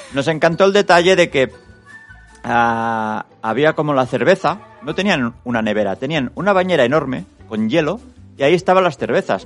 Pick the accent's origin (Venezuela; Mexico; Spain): Spain; nosotros, siendo los únicos españoles